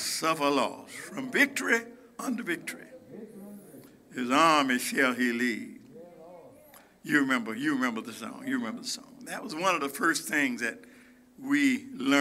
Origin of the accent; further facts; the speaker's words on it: United States; as an American